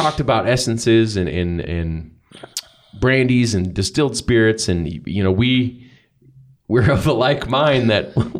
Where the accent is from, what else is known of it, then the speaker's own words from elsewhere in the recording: Iowa, United States; I'm from Iowa.